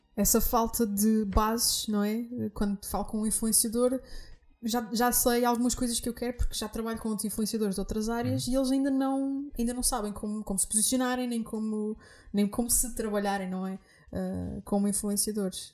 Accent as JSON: {"language": "Portuguese", "region": "Azores", "country": "Portugal", "tie": "born or raised there", "said": "eu nasci nos Açores"}